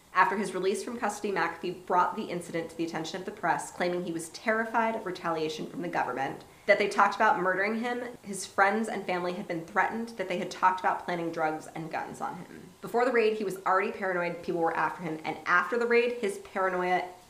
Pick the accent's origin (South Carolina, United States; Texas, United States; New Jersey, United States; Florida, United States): Florida, United States; Miami; born there; It's like I was born in Miami, so obviously I'm Spanish.